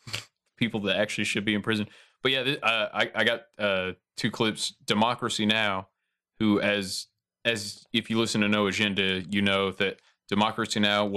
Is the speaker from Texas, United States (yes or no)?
no; Ohio-Michigan border, United States; now in Tennessee, United States; I was raised on the Ohio-Michigan border